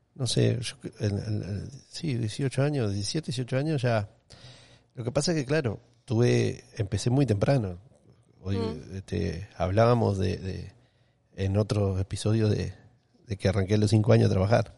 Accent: Uruguay; moved away as an adult; now in Miami, United States; me quería ir de Uruguay para seguir mm. aprendiendo

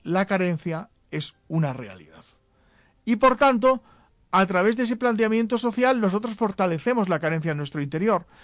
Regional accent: Spain; En España, muchos nos sentimos españoles, pues la verdad es que en el territorio llamado España somos españoles.

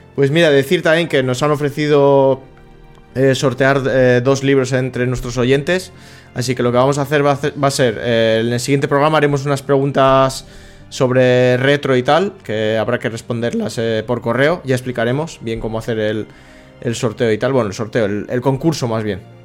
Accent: Plentzia, Basque Country, Spain; Yo soy de Palencia

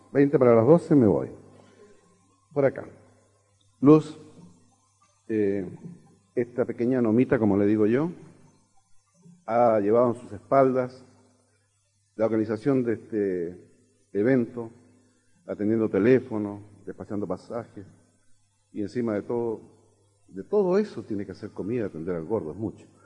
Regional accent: Chile; soy chileno.

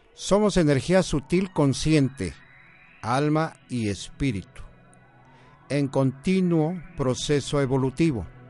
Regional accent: Puebla, Mexico; also born or lived in Guadalajara; Puebla, mis paisanos, yo soy poblano

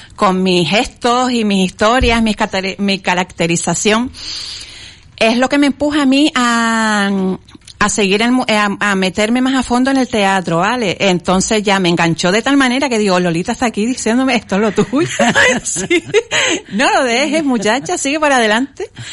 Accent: Las Palmas de Gran Canaria, Canary Islands, Spain; En Las Palmas de Gran Canaria, concretamente en el barrio de Chamán

